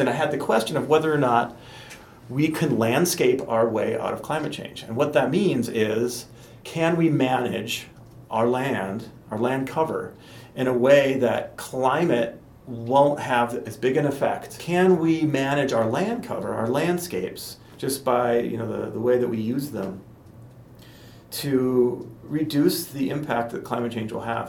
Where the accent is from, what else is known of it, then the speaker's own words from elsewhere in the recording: North Dakota, United States; I grew up in North Dakota